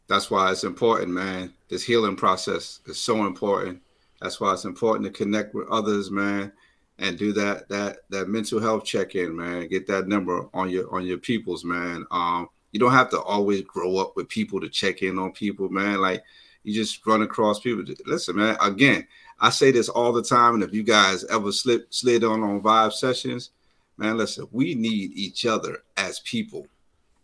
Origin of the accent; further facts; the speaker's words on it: Paterson, New Jersey, United States; I'm from Paterson, New Jersey